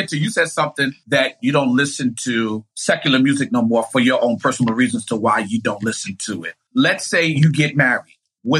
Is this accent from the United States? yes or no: no; Haiti; But like Fridays, because I'm from Haiti, my father, like, I guess made it a mandate to put music in me as a child.